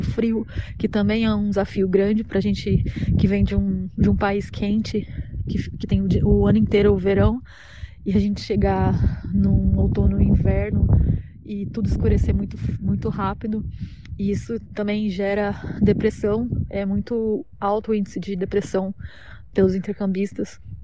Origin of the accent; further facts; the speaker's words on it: São Paulo, Brazil; moved away as an adult; now in Mullingar, Ireland; eu sou de São Paulo e agora eu moro na Irlanda